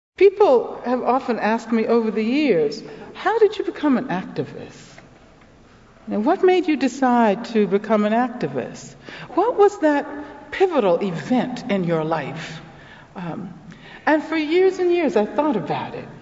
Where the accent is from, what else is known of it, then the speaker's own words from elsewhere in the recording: Birmingham, Alabama, United States; I'm from Birmingham, Alabama